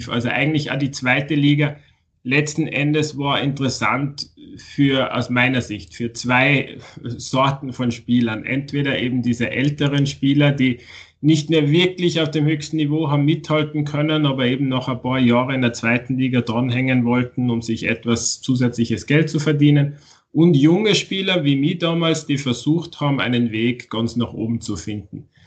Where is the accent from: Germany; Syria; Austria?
Austria; aber da, da den Großteil meiner, meiner Jugend habe ich in Österreich verbracht.